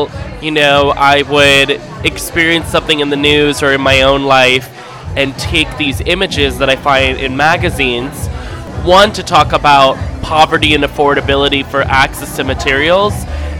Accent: New York City, New York, United States; I'm a Mizrahi heritage. You know, my family is of Yemenite Jewish heritage. And growing up in New York City in a lot of Mizrahi Sephardic spaces

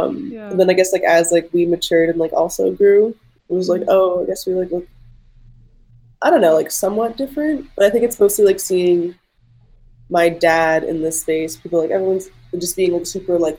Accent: New Jersey, United States; now in Los Angeles, United States; being like Middle Eastern, I think that like, I grew up in Jersey, like post 9/11.

